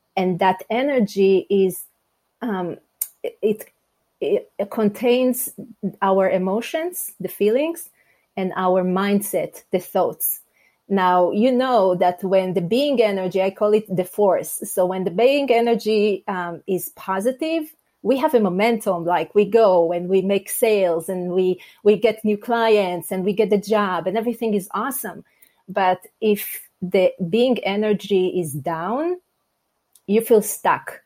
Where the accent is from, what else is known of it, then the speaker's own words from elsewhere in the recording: Israel; English is a second language; moved away as an adult; now in United States; I'm originally from Israel, and I have to say, um, we moved from Israel to the US 15 years ago